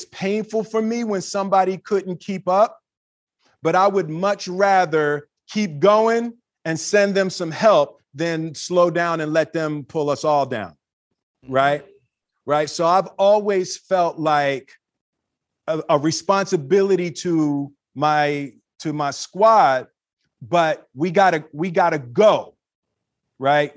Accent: Philadelphia, Pennsylvania, United States; growing up in Philly

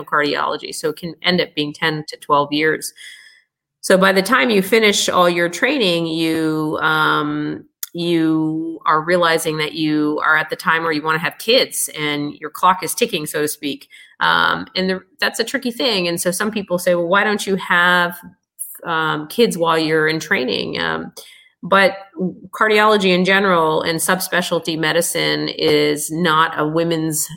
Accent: United States; being American born

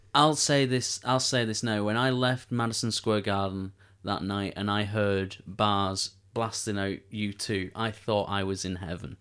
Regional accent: Manchester, North West England, United Kingdom; we're, we're Manchester lads. We come from Manchester. We, we live in Manchester.

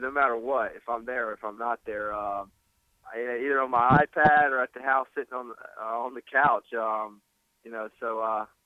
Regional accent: Baton Rouge, Louisiana, United States; I was born and raised in Baton Rouge, Louisiana

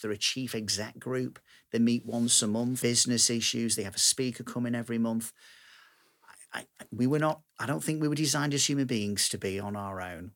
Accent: Manchester, North West England, United Kingdom; I'm this down-to-earth Manchester lad

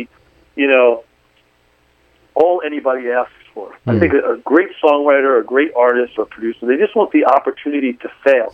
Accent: Philadelphia, Pennsylvania, United States; moved away as an adult; also born or lived in San Francisco; I was from Philly

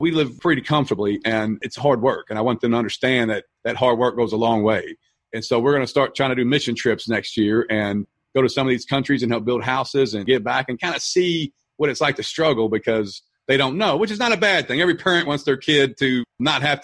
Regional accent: Louisville, Kentucky, United States; I'm from Louisville, Kentucky

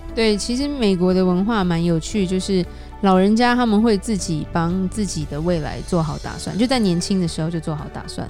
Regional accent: Taiwan; now in United States; 我们台湾人观念会觉得，这样的父母好像不是好父母的感觉

